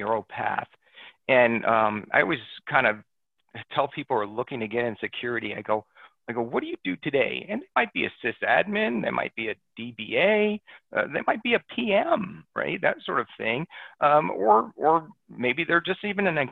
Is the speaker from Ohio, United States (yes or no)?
no; New Jersey, United States; moved away; I'm from back east originally. I grew up in New Jersey